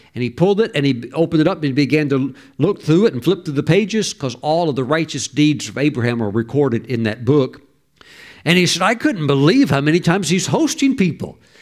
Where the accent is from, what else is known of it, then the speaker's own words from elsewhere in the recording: the South, United States; moved away; back when I was raised in the South, when I was younger